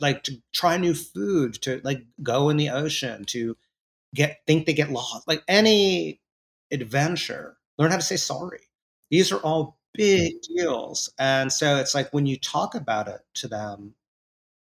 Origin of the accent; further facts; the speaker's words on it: New York City, New York, United States; growing up in New York City in that era